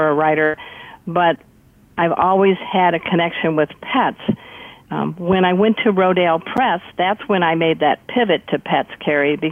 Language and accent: English; Crown Point, Indiana, United States; moved away; also born or lived in South Florida; I grew up in the Midwest in a town called Crown Point, where it was famous because Dillinger escaped from our jail